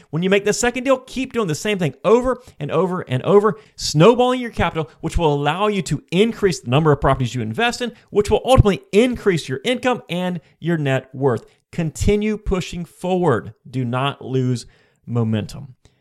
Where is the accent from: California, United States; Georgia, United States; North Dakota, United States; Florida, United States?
Florida, United States; I am from Florida, and most of my investments prior to this point were in Florida as well